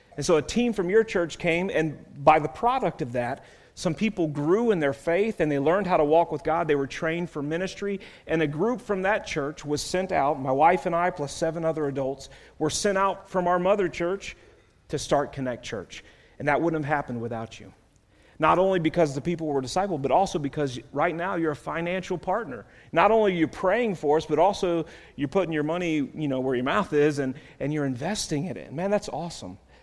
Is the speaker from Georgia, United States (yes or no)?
yes; Georgia, United States; I'm from Georgia